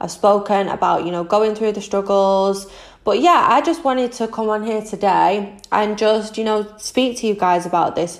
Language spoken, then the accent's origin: English; Manchester, North West England, United Kingdom; I am 25 from Manchester in the UK